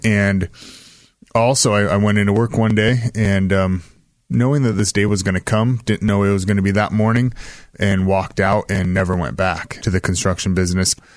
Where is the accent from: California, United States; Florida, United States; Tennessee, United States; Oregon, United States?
Oregon, United States; Salem; I grew up in West Salem